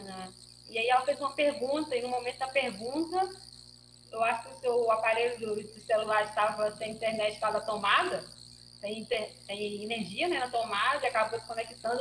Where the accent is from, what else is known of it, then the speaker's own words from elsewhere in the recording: western Bahia, Brazil; now in Petrópolis, Brazil; eu sou natural da região oeste da Bahia